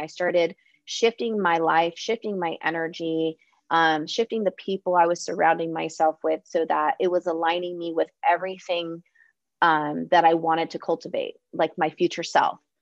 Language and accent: English; San Diego, California, United States; I'm originally from San Diego